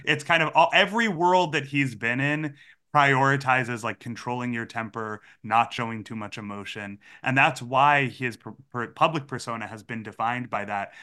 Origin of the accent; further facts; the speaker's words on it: Massachusetts, United States; I grew up in Massachusetts.